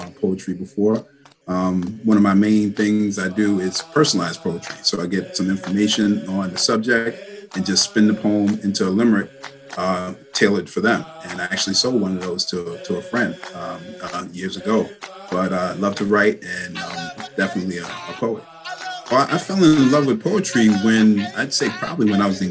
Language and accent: English; New York City, New York, United States; moved away as an adult; now in Long Island, United States; born and raised in Brooklyn, New York